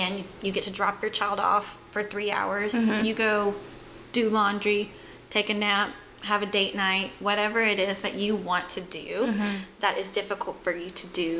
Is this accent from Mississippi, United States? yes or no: yes; just south of Memphis, Mississippi, United States; now in Jacksonville, United States; I grew up in Mississippi, just south of Memphis